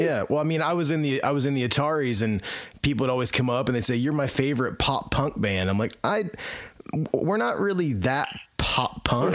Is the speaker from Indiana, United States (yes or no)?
yes; Indiana, United States; also born or lived in Alabama; Now I'm back in Indiana, where I'm from originally.